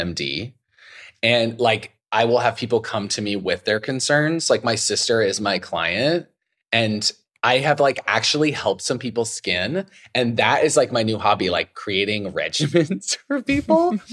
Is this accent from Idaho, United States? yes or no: yes; Idaho, United States; I grew up in Idaho